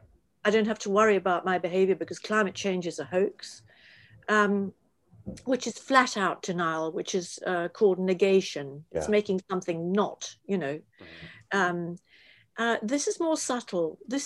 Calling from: London, United Kingdom; I don't know what it's like in the States. I'm speaking from London.

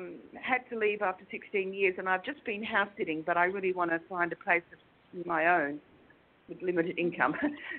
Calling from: Perth, Western Australia, Australia; Greetings from Perth, Jimmy Mac. It's almost 10 in the morning here.

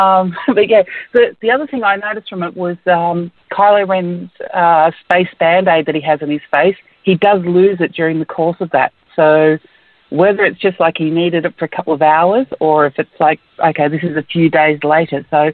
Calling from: Perth, Western Australia, Australia; Hi, Phil and Ash. … in Perth.

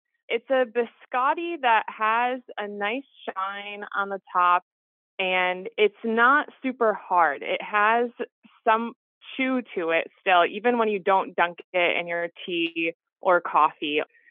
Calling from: Milford, Massachusetts, United States; I'm calling from Milford, Massachusetts.

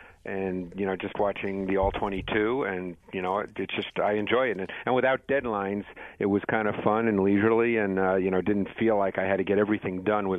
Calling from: Mount Laurel, New Jersey, United States; From my office at NFL Films in Mount Laurel, New Jersey.

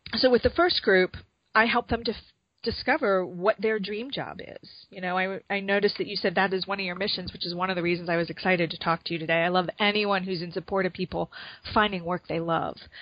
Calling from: Chicago, Illinois, United States; I'm calling from Chicago.

